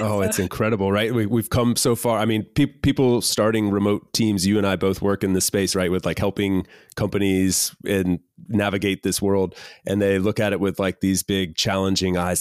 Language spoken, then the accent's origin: English; North Carolina, United States; also born or lived in Miami, Florida; I've spent four or five years there, and then moved to North Carolina